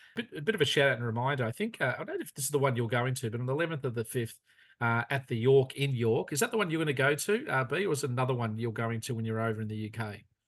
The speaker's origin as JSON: {"language": "English", "country": "Australia", "tie": "born or raised there", "said": "growing up in Australia"}